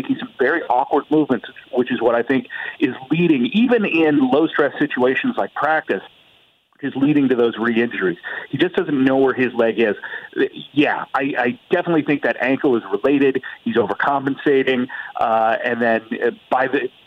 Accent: Indianapolis, Indiana, United States; I'm from Indianapolis

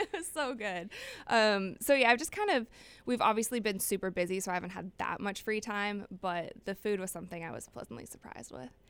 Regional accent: Cleveland, Ohio, United States; moved away; I will be going to Cleveland. That's my hometown.

